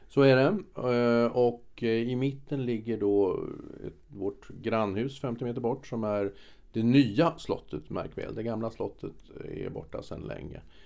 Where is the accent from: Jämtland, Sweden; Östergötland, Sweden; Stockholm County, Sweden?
Stockholm County, Sweden; Stockholm; also born or lived in France; now in Stockholm, Sweden; Som gammal stockholmare